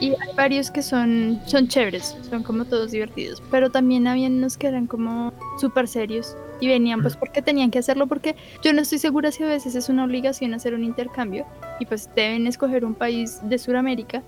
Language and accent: Spanish; Colombia; me dijo de dónde vienes y le dije de Colombia